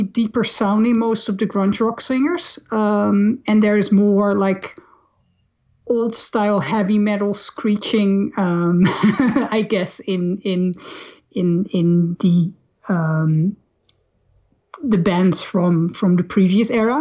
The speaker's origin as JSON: {"language": "English", "town": "Amsterdam", "region": "North Holland", "country": "Netherlands", "tie": "born or raised there", "said": "I grew up in Amsterdam"}